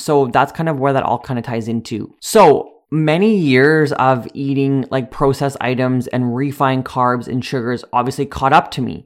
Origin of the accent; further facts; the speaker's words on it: Sedley, Saskatchewan, Canada; I grew up in Sedley, a small village